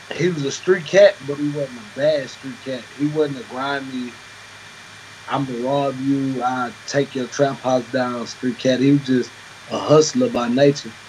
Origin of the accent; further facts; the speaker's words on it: the South, United States; I'm from the South